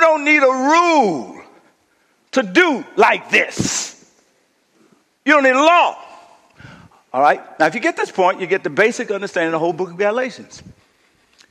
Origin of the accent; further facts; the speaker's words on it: United States; moved away; I went home to Kashada, my hometown